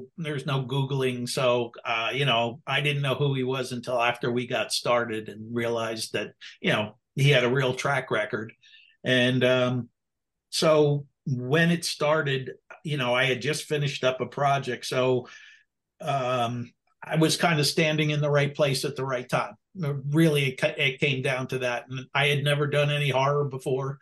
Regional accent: New Jersey, United States; I'm from Jersey

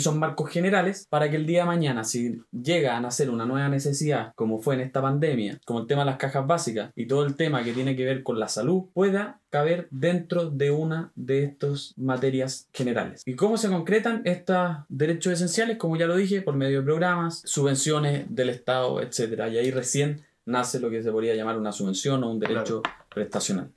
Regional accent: Chile; somos todos los chilenos

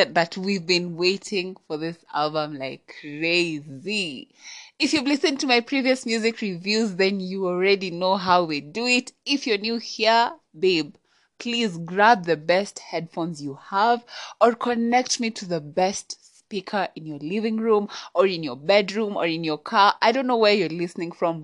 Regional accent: Kenya; I'm Kenyan, yeah, I'm Kenyan

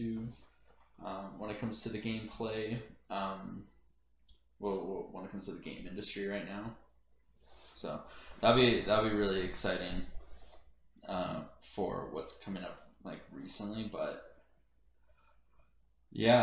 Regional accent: Canada; being a Canadian

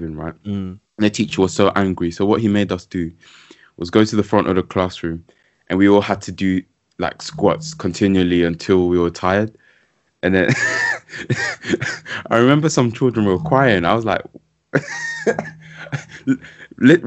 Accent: London, United Kingdom; also born or lived in Leicester / Ghana; moved to London kind of straight after I was born.

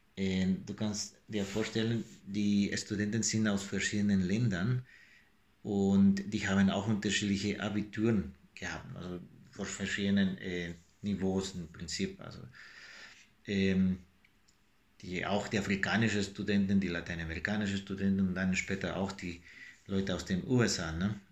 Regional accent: El Salvador; German is a second language; moved away; mit meiner Heimat El Salvador

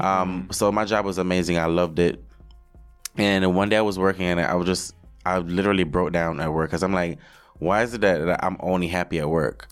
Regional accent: Jamaica; moved away as an adult; also born or lived in Hanover, Jamaica / Montego Bay, Saint James, Jamaica; now in New York, United States; my life growing up in Jamaica

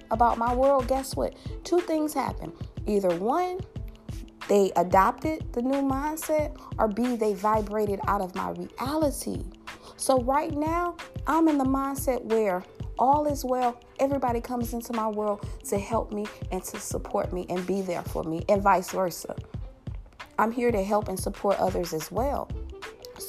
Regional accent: Louisiana, United States; my home state, Louisiana.

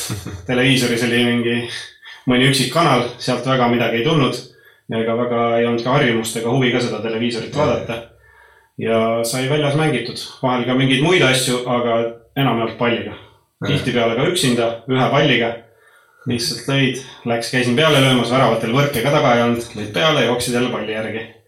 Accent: Põltsamaa, Jõgeva County, Estonia; moved away; also born or lived in Norway / Sweden; mina olen sündinud, sündinud ja kasvanud Põltsamaal

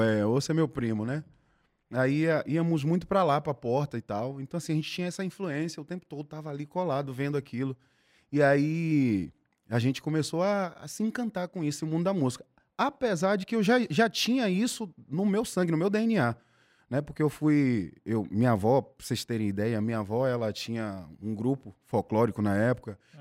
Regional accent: Salvador, Bahia, Brazil; eu fui nascido e criado em Piripiri, que é o subúrbio ferroviário aqui de Salvador

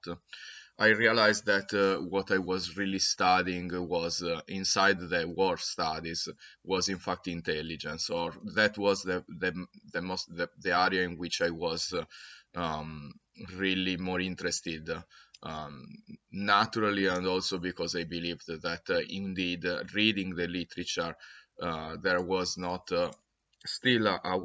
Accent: Italy; accent: thick Italian; English is a second language; I coming from a different place, which is Italy, as you already understood by my thick Italian accent.

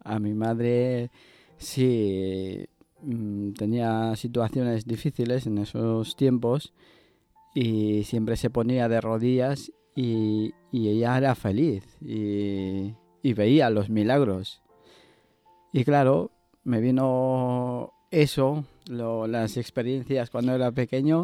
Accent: Ecuador; now in Basque Country, Spain; Yo soy de, Ecuador

